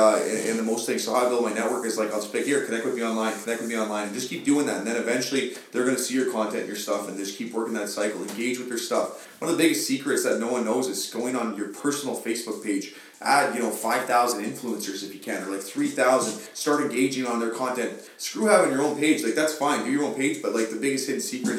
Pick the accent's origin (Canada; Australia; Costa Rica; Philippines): Canada; Sudbury, Ontario; I am proud to say I'm Canadian, but I'm proud to say I'm from Sudbury